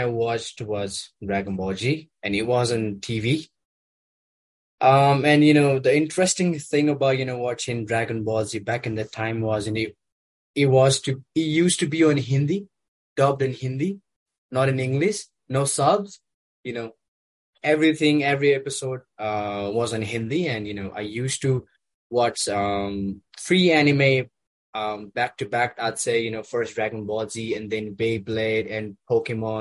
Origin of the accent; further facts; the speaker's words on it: Nepal; I'm from Nepal as well